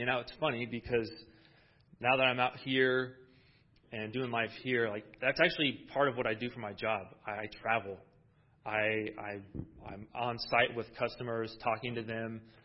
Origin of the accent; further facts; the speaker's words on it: Iowa, United States; moved away as an adult; now in California, United States; I'm originally from Iowa. I'm not a California. Well, I, I guess I'm a California boy now